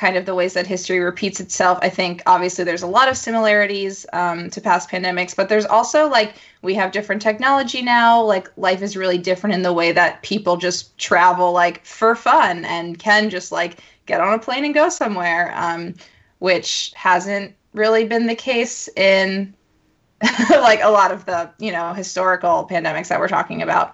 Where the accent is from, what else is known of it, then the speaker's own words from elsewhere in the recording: Philadelphia, Pennsylvania, United States; moved away; I'm from Philly. I don't live there now